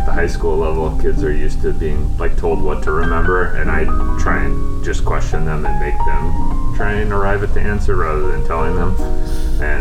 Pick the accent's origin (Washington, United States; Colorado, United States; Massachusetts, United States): Washington, United States; Eastern; moved away as an adult; now in Sequim, United States; I grew up in Eastern Washington